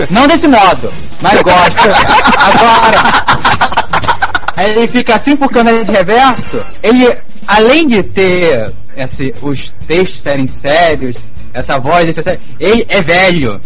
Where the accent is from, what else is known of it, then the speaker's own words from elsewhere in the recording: Rio de Janeiro, Brazil; eu voltaria para minha terra, já Paguá